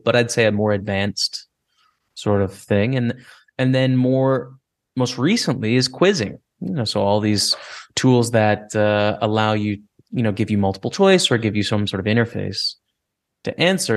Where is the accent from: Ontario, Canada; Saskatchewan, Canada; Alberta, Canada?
Alberta, Canada; Lethbridge; Lethbridge, Alberta is my hometown, uh, two hours south of Calgary